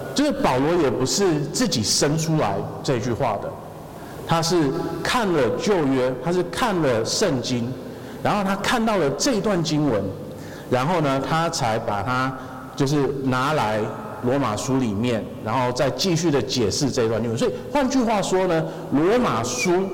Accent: Taiwan; 我们台湾人要是去，呃，任何地方，然后我们跟人家说，哦，我是相信神的，我们是相信耶稣的

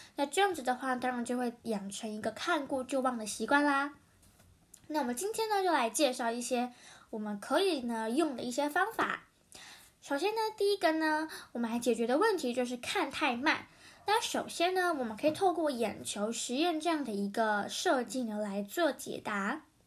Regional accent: Taiwan; 台湾人常常会遇到的

